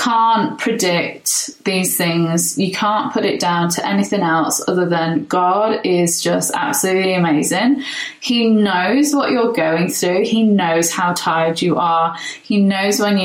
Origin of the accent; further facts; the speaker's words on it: England, United Kingdom; now in Brisbane, Australia; I'm English